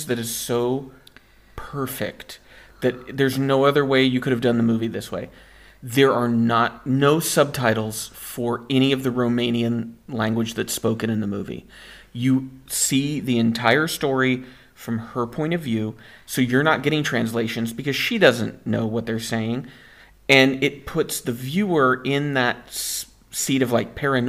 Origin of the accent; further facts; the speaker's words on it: United States; moved away; as an American